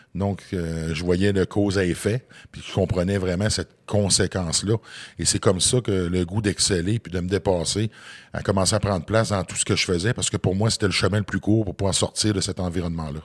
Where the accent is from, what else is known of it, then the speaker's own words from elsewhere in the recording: Côte-Nord, Quebec, Canada; je viens d'un petit village de la Côte-Nord.